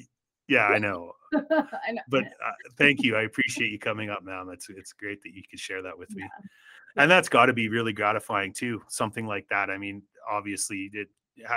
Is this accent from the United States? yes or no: no; Saskatchewan, Canada; now in Calgary, Canada; growing up in Saskatchewan, like it was like the local co-op grill